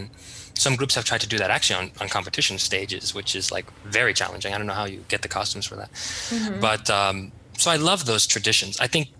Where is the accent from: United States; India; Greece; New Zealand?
Greece; Rhodes, South Aegean; I think I have a bias because I'm from Rhodos, but I really do like the wedding tradition.